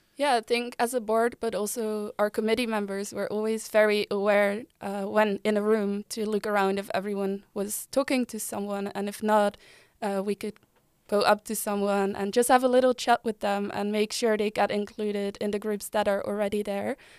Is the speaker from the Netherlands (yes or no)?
yes; Delft, South Holland, Netherlands; moved away as an adult; also born or lived in Utrecht; I'm from Delft. I moved to Utrecht seven years ago